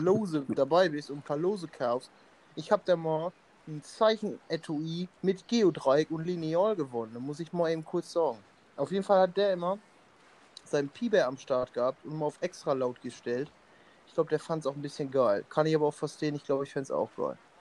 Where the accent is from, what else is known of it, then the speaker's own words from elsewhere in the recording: Emmerich, North Rhine-Westphalia, Germany; bei uns in Emmerich